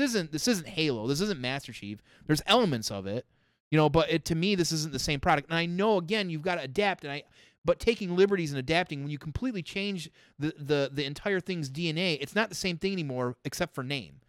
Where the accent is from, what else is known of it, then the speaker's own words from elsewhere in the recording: Michigan, United States; I'm from Michigan.